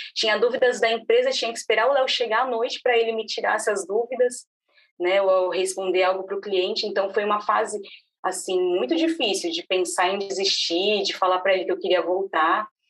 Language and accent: Portuguese; São Paulo, Brazil; moved away as an adult; now in Palhoça, Brazil; eu nasci em São Paulo, morei minha vida inteira em São Paulo e de uma hora para outra recebemos uma proposta para mudar para Santa Catarina, na cidade de Palhoça